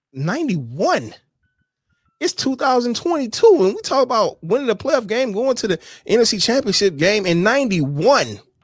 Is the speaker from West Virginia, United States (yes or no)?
no; Michigan, United States; my home state. It's because I was bred here, born here